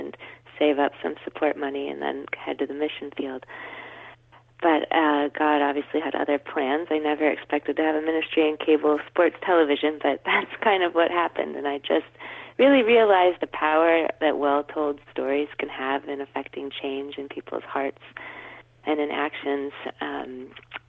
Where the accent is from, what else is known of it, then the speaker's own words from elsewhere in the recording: Cleveland, Ohio, United States; moved away; I'm from Cleveland originally, which is where my father still lives